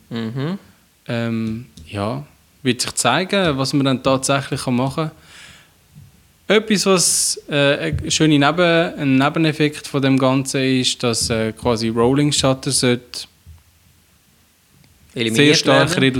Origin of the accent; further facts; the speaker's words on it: Switzerland; was praktisch ja sowieso niemand mehr hat bei uns in der Schweiz